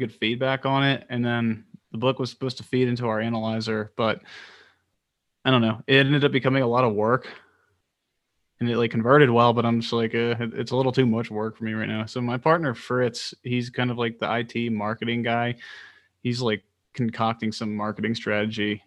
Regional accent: Maryland, United States; moved away as an adult; now in Colorado, United States; I'm originally from Maryland

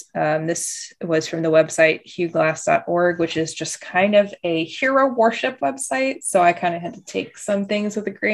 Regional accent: United States; as an American, a modern day American

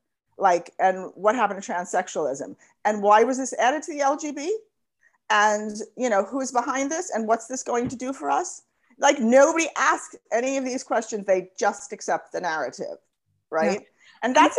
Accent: United States; I'm an American

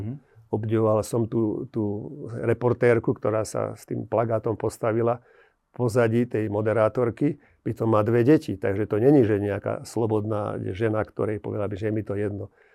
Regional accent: Slovakia

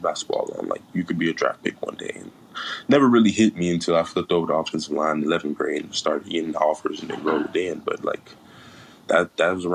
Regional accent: Phenix City, Alabama, United States; coming from Alabama, I come from a small town, Phenix City, Alabama, probably about 30,000 residents

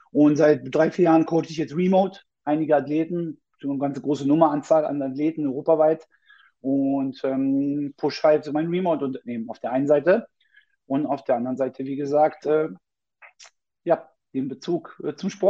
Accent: Berlin, Germany; ich bin 38 Jahre, bin gebürtiger Berliner

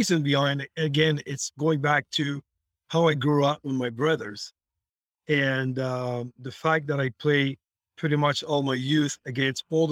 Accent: outside of Montreal, Quebec, Canada; we grew up in the outside of Montreal

